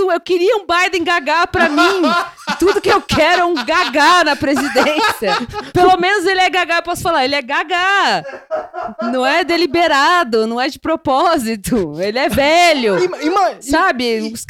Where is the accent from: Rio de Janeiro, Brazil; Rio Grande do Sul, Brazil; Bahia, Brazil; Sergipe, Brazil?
Rio de Janeiro, Brazil; Doutor, eu sou carioca.